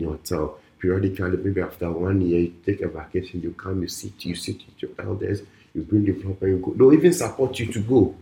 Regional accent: Volta, Ghana; I'm from the Volta region

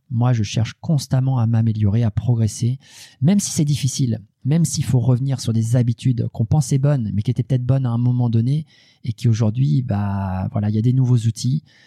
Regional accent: Normandy, France; je suis normand

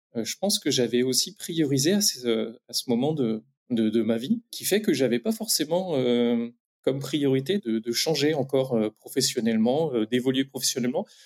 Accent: Reims, Grand Est, France; je viens de la Champagne-Ardenne, de Reims plus précisément

